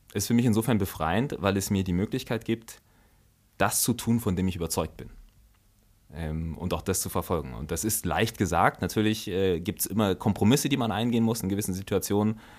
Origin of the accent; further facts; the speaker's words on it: Germany; also born or lived in Togo; dann war die Entscheidung, dass wir äh, nach Deutschland gehen.